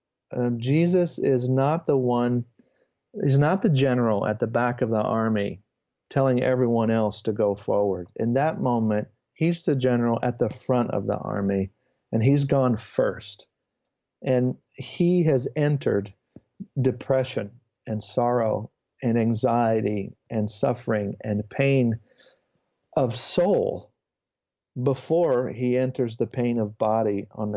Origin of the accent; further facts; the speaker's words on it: United States; as an American